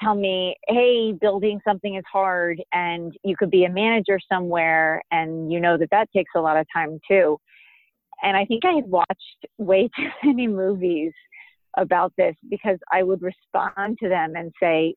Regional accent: Florida, United States; moved away; I grew up in Florida

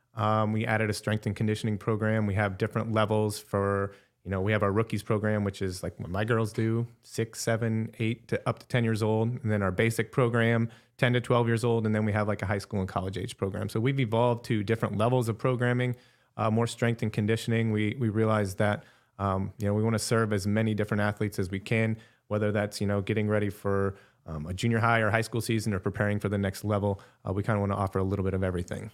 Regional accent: Wall Lake, Iowa, United States; I'm from small town Iowa, Wall Lake, Northwest Iowa

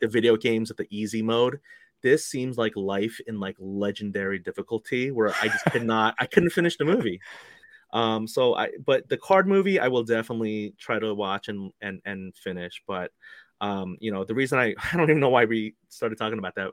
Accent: New York City, New York, United States; also born or lived in Korea; I was born in Korea, but you know, I moved here when I was two years old, and uh, we, my family and I, we grew up in New York City

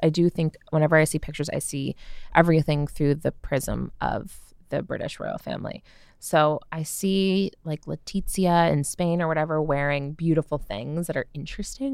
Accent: United States; I'm American

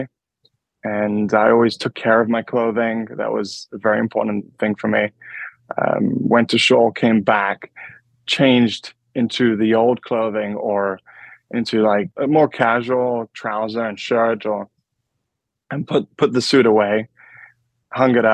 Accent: London, United Kingdom; also born or lived in New York; So I grew up in London. I was actually born in New York and raised in London.

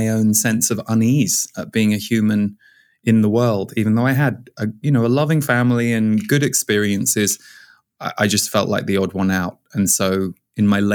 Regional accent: Windsor, South East England, United Kingdom; moved away as an adult; also born or lived in Birmingham, United Kingdom / Boulder, Colorado; now in California, United States; we moved from where I was born in Birmingham in the UK to when I was 6 years old, we moved just outside Windsor.

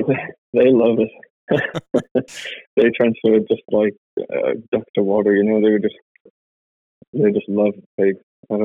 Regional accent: the north of England, United Kingdom; moved away as an adult; now in Canada; from England, the north of England.

